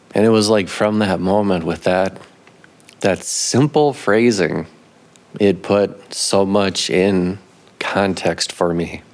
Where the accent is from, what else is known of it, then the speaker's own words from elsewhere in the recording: Minneapolis, Minnesota, United States; now in Grand Rapids, United States; I grew up in in the Twin Cities